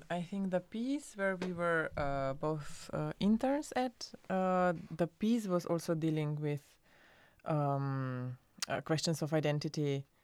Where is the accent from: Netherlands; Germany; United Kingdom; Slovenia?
Slovenia; uh, and I'm so I'm from Slovenia, and I was uh, li- living at Berlin at the time